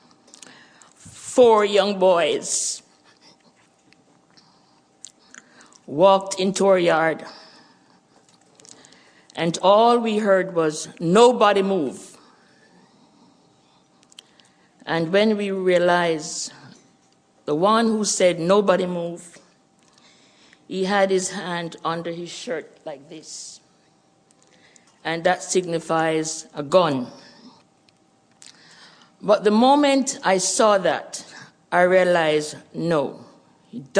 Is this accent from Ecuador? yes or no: no; Jamaica; accent: Jamaican; moved away as an adult; also born or lived in Canada; The Lord had it where he prepared us to return to our homeland, Jamaica. As you hear my accent, you know we're Jamaicans